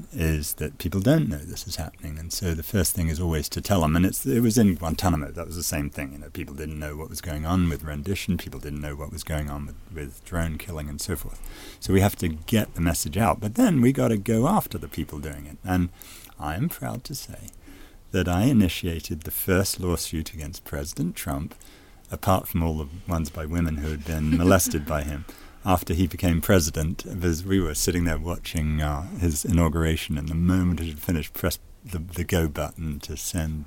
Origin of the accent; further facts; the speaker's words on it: United States; as an American